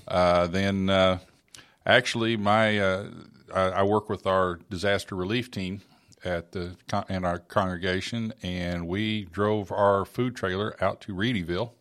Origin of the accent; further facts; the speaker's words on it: Oklahoma, United States; moved away; grew up in Oklahoma